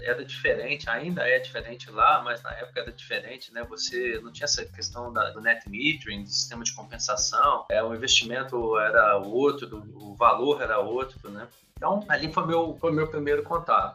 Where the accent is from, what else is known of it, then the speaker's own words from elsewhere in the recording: Conselheiro Lafaiete, Minas Gerais, Brazil; moved away; also born or lived in Itabirito / Juiz de Fora; Eu depois eu acabei me criando da, da infância, primeira infância até a adolescência ali, o final da adolescência em Conselheiro Lafayette.